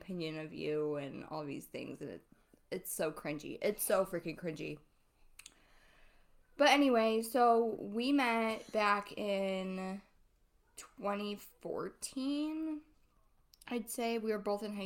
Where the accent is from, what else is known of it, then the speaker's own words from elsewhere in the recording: Ohio, United States; I grew up in Ohio. I've lived here my whole life